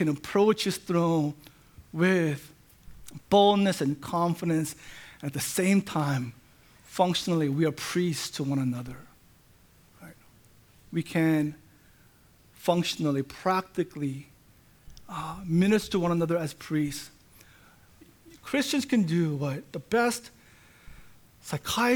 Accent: Orange County, Southern California, United States; I was born in the United States. I grew up in Southern California. Orange County is my home

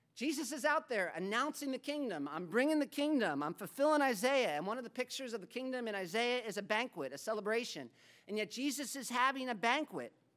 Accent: United States; moved away as an adult; also born or lived in Africa; as an American

